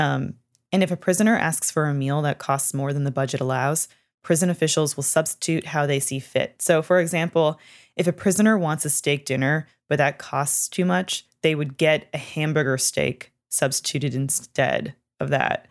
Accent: Canada; moved away; I am from Canada.

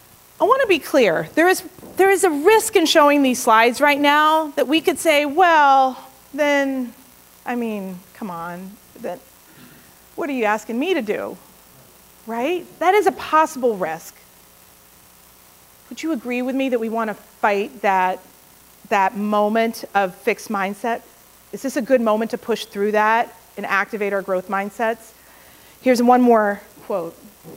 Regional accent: India; Everybody's going to want them. I'm Indian.

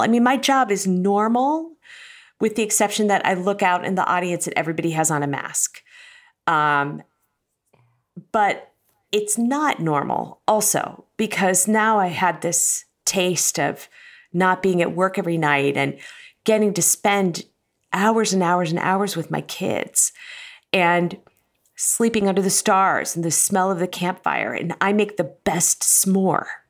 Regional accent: Cincinnati, Ohio, United States; moved away; I grew up in Cincinnati and love Cincinnati

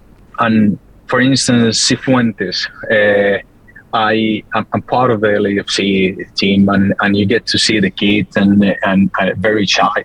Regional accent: Colombia; being South American, Colombian

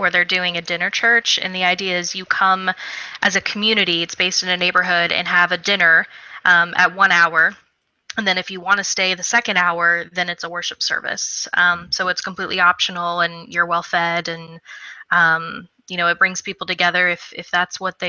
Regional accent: Missouri, United States; moved away; I was home in my home state of Missouri

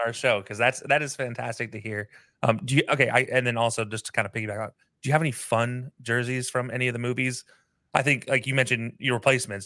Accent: Utah, United States; I lived growing up in Utah

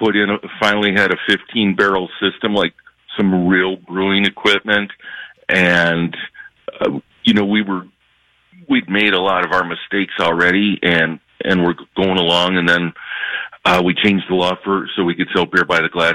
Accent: Illinois, United States; also born or lived in Michigan; I'm from Illinois. I'm talking to you from my house in Chicago

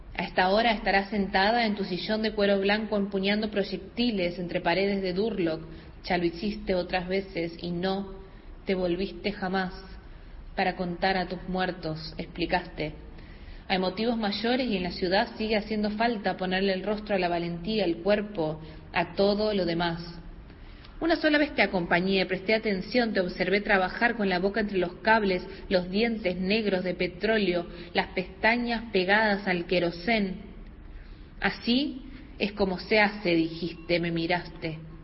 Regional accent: Santiago del Estero, Argentina; soy oriunda de Santiago del Estero

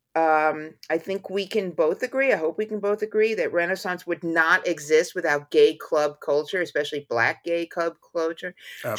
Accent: New York, United States; even as a New Yorker

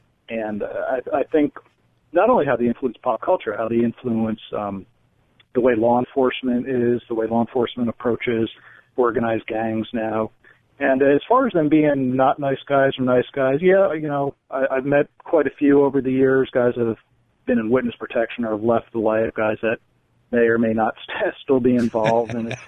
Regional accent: New Jersey, United States; Well, I grew up in Jersey, so that's the answer to the first question.

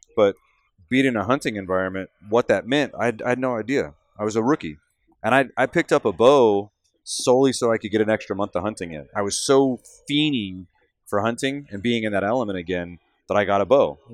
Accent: Central Texas, United States; now in Michigan, United States; I'm from Central Texas. For those of you that don't know me, I'm a native Texan that's now living in Michigan

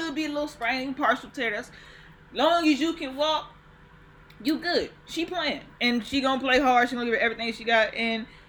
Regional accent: Los Angeles, California, United States; I'm from Los Angeles, California.

